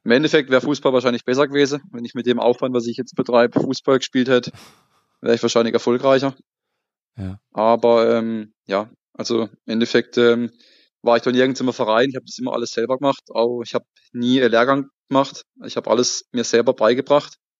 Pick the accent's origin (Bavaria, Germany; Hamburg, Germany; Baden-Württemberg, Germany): Baden-Württemberg, Germany; Emmendingen; ich komme ähm, aus dem Schwarzwald, aus, ja, besser gesagt, aus dem Kaiserstuhl. Schau, ja. Äh, relativ bekannte Urlaubsregion, Weinregion. Und genauer gesagt aus Emmendingen